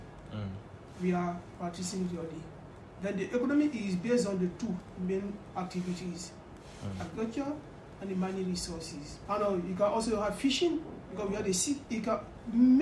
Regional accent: Upper Guinea, Guinea; I'm from Maningo. We are from Upper Guinea.

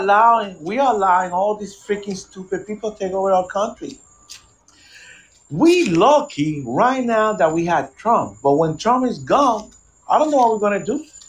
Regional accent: Puerto Rico; now in United States; I was raised in Puerto Rico

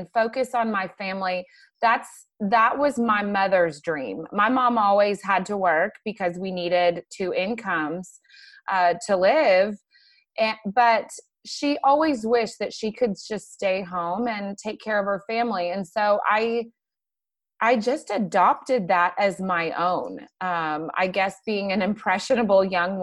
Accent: McKinney, Texas, United States; I grew up in McKinney. I'm one of the few people that actually stays around where they were born

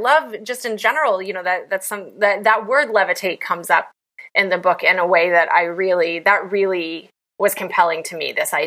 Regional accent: West Virginia, United States; moved away; I'm from West Virginia originally

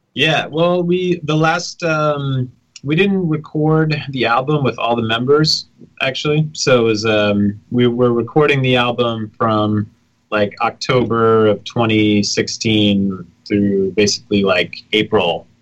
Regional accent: New York City, New York, United States; now in Brooklyn, United States; I'm from the city. I grew up in the village.

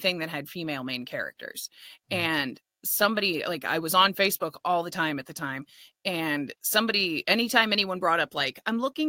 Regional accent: California, United States; I'm Californian.

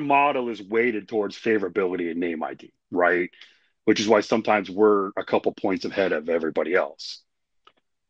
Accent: Indiana, United States; I grew up in Indiana

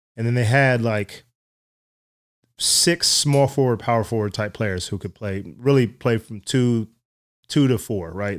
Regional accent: Dallas, Texas, United States; also born or lived in West Virginia / San Antonio; I grew up in Dallas

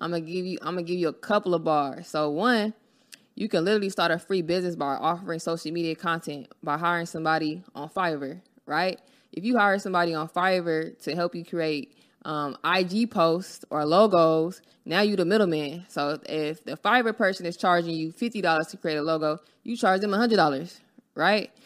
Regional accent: Los Angeles, California, United States; I'm from Los Angeles, California. I grew up on, you know, Florence and um, Van, Vaness

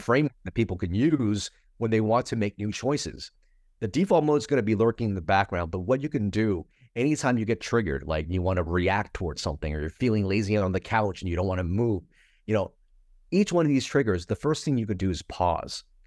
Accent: United States; my boat refugee story and kinda growing up in America

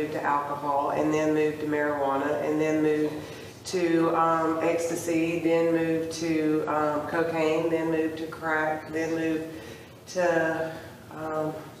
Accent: Columbus, Mississippi, United States; I'm from Columbus, Mississippi

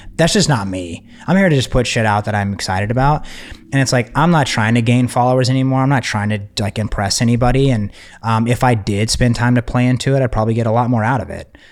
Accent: Texas, United States; I'm from Texas

